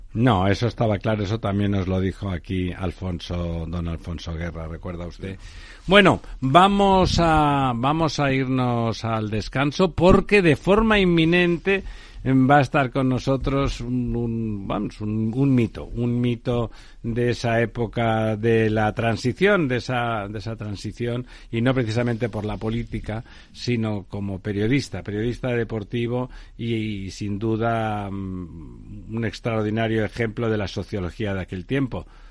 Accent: Barcelona, Catalonia, Spain; now in Madrid, Spain; yo soy de Barcelona, estoy en Madrid por, por muchos motivos, incluidos porque no me llevo bien con los tontos de mi pueblo

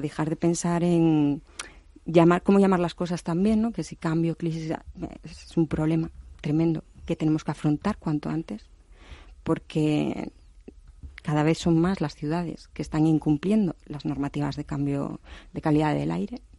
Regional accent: Asturias, Spain; Yo soy de Asturias

